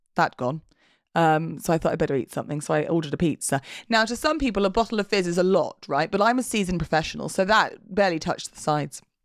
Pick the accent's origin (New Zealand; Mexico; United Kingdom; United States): United Kingdom; England; We're English.